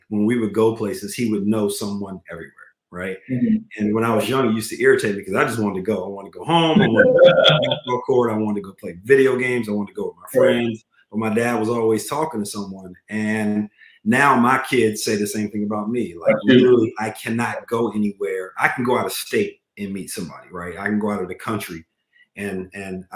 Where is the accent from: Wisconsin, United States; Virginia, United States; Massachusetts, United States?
Virginia, United States; Charlottesville; I grew up in Charlottesville, Virginia. Weezer County, to be exact, which is just outside of Charlottesville